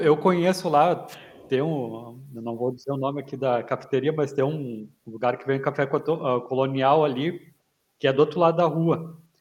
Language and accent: Portuguese; Porto Alegre, Rio Grande do Sul, Brazil; also born or lived in Santa Cruz do Sul; sou aqui de Porto Alegre